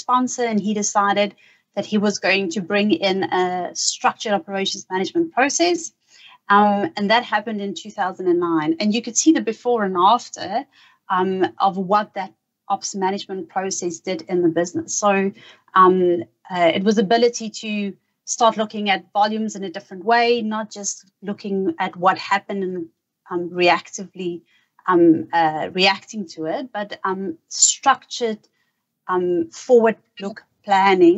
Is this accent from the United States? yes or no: no; South Africa; moved away as an adult; now in Australia; I'm originally from South Africa